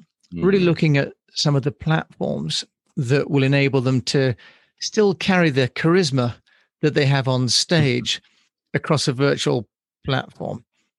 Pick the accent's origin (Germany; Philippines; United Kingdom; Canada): United Kingdom; also born or lived in United States; Although I'm British, I lived in America for a while, and so I'm less shy about it.